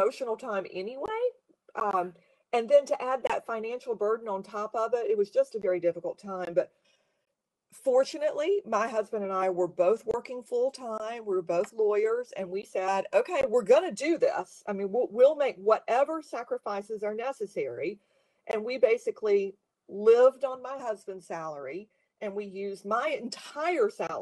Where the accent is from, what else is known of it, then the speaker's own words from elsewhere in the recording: South Carolina, United States; moved away; my family had moved to South Carolina, which is my home state by this time